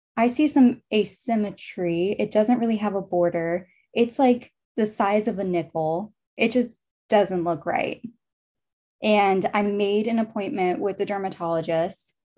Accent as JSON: {"language": "English", "town": "Charlottesville", "region": "Virginia", "country": "United States", "tie": "born or raised there", "said": "I grew up in Charlottesville, Virginia, lived in Virginia my entire life."}